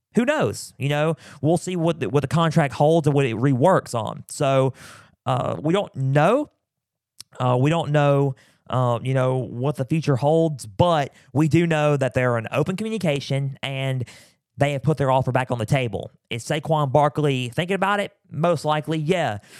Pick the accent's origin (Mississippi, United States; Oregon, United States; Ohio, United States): Mississippi, United States; from my home state of Mississippi